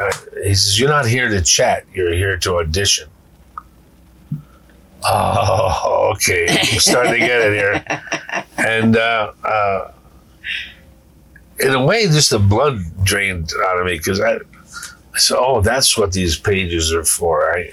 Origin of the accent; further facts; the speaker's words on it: New England, United States; Look, I come from New England.